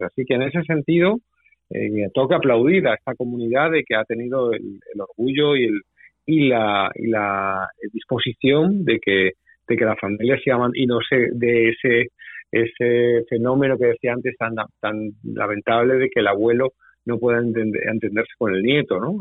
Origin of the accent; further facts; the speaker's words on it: Spain; now in United States; yo vengo de España